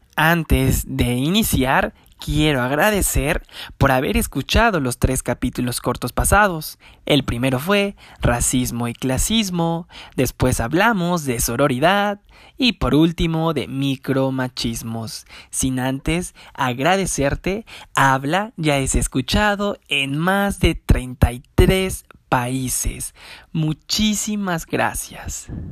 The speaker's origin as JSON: {"language": "Spanish", "country": "Canada", "said": "Como soy de Canadá"}